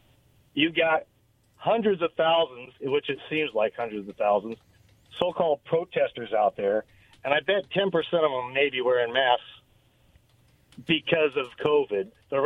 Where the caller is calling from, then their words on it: Richland, Washington, United States; Hey, guys, it's … from Richland.